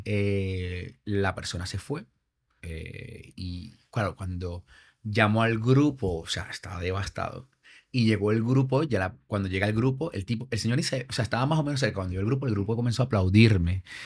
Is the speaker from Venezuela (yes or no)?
yes; Venezuela; moved away as an adult; now in Madrid, Spain; yo, soy venezolano, pero mi madre es, peruana y padre español.